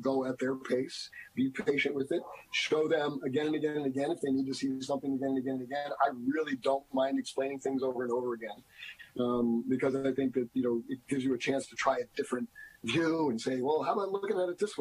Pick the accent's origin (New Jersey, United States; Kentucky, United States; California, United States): New Jersey, United States; moved away as an adult; also born or lived in Boston; now in Erie, United States; I am a transplant. I grew up in New Jersey.